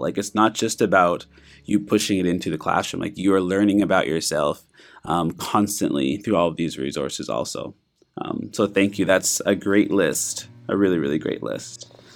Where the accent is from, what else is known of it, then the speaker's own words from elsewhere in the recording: Canada; moved away; I'm from Canada